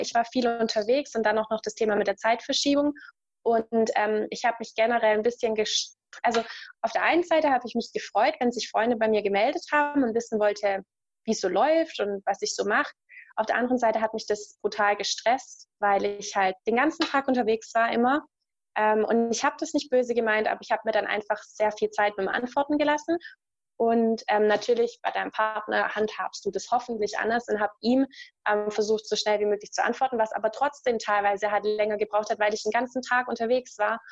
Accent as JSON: {"language": "German", "country": "Germany", "said": "ich mag auch meine Heimat. Also es ist jetzt nicht so, dass ich mich unwohl fühle in Deutschland"}